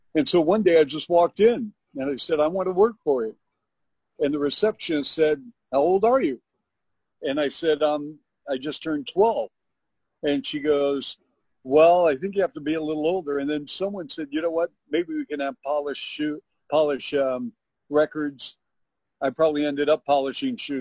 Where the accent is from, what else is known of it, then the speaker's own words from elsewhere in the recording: Bellevue, Washington, United States; I grew up in the Northwest in Bellevue, Washington